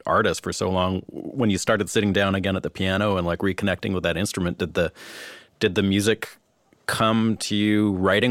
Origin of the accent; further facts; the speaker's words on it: Vancouver, British Columbia, Canada; I'm from Canada